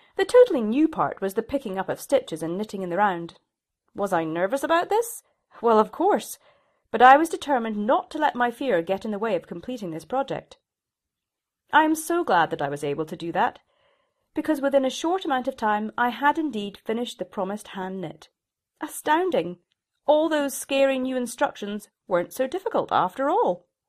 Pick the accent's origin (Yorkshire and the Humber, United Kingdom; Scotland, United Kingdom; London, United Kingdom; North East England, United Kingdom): Scotland, United Kingdom; Shetland; moved away; I was from Shetland. My mother had been a knitwear designer